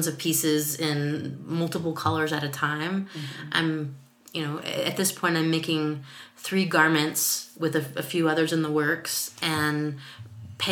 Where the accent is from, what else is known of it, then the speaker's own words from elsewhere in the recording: Texas, United States; now in Seattle, United States; I was growing up in Texas, where it wasn't that cold